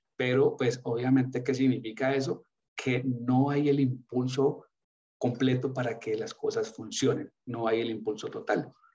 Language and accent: Spanish; Colombia; moved away; como colombiano